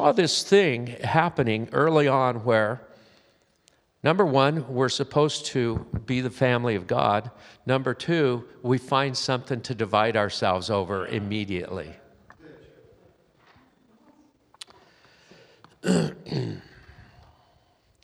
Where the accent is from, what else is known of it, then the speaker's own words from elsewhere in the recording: Southern California, United States; I'm from Southern California, where I spent most of my life